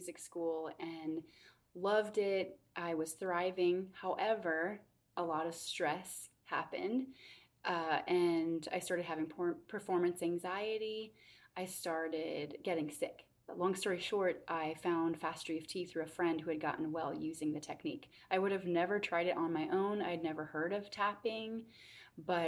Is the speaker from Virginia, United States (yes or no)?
no; Minnesota, United States; now in Charlottesville, United States; I grew up in Minnesota